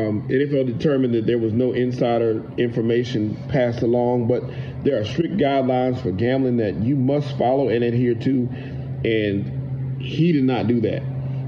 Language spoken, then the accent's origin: English; Rock Hill, South Carolina, United States; my hometown of Rock Hill, South Carolina